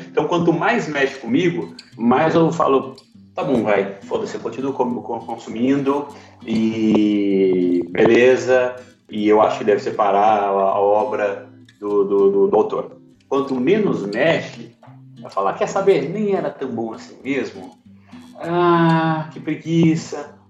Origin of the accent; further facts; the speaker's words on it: Goiás, Brazil; eu sou de Goiás